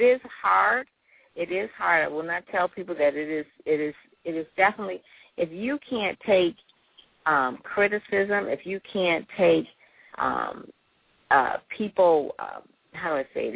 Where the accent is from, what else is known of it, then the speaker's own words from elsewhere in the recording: Detroit, Michigan, United States; I'm from Detroit. Um, went to Detroit public schools and, you know, went to Cass Tech, uh, went to Wayne State